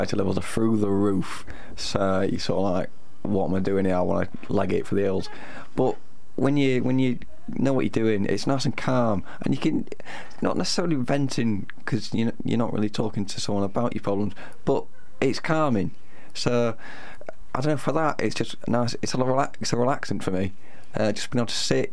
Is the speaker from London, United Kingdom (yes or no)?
no; Sheffield, Yorkshire and the Humber, United Kingdom; I'm from Sheffield